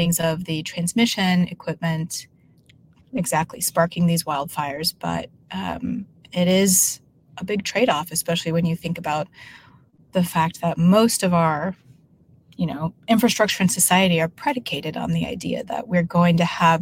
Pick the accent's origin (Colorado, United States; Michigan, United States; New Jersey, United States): Colorado, United States; Denver; moved away as an adult; now in California, United States; In Denver, Colorado. So I was actually born in Denver proper and lived in Denver almost my whole life until graduating high school